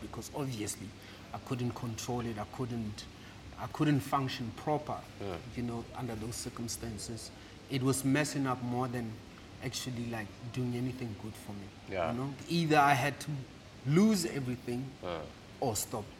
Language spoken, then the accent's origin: English; Rustenburg, North West, South Africa; moved away; also born or lived in Mafula, Delareyville / Johannesburg / Klerksdorp; we moved to uh, Rustenburg